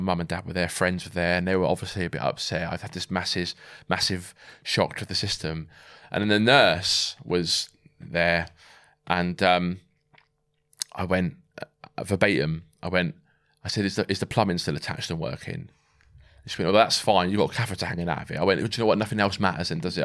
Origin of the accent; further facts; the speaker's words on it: Swindon, South West England, United Kingdom; moved away as an adult; also born or lived in Ascot / Germany / Somerset / Wraysbury; We then moved to Swindon, um, where, you know, I pretty much grew up there from about nine to seventeen